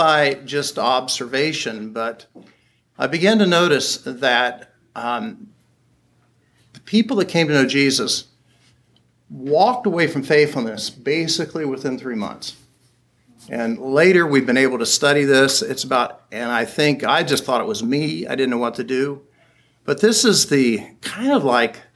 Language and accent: English; Springfield, Ohio, United States; I was in Daytona Beach, Florida, and I was from Springfield, Ohio.